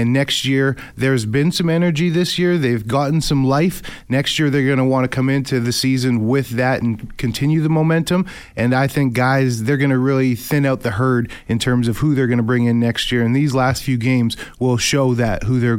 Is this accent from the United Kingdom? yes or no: no; Canada; Just being a Canadian kid growing up with the awareness of the CFL